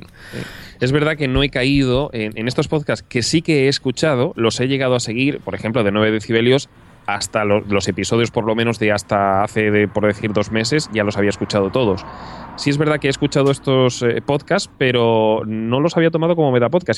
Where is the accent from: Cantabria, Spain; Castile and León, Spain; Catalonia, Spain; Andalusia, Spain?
Andalusia, Spain; Córdoba; also born or lived in Castellón; now in Barcelona, Spain; Nací en Castellón y pasé gran parte de la infancia en Córdoba